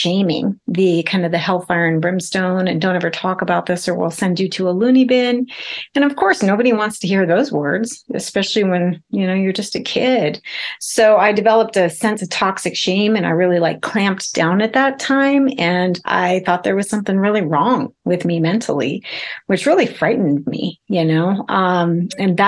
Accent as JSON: {"language": "English", "region": "South Dakota", "country": "United States", "tie": "born or raised there", "said": "I was raised in South Dakota in a tiny little town of 2000, pre-internet"}